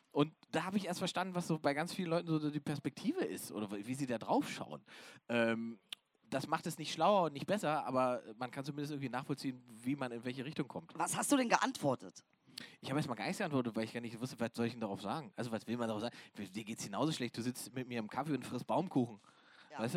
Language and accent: German; Saxony-Anhalt, Germany; ich komme ja ursprünglich aus dem Osten, aus Sachsen-Anhalt, aus der Altmark.